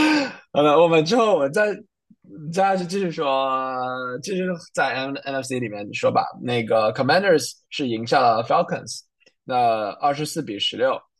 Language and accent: Chinese; Canada; 是我们加拿大人啊